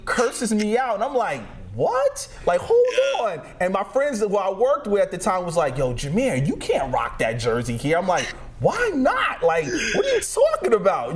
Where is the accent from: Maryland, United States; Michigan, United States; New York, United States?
New York, United States; moved away; I'm originally from New York, and when I got here